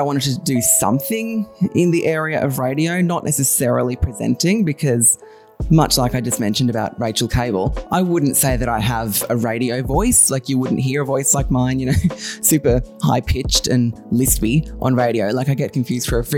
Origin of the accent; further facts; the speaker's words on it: Bogan Gate, New South Wales, Australia; now in Sydney, Australia; I grew up in a town called Bogan Gate, super tiny, super rural